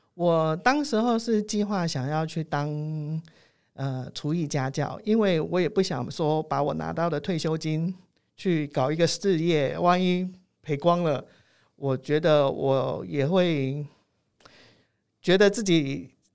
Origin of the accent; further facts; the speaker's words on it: Taiwan; 我们台湾人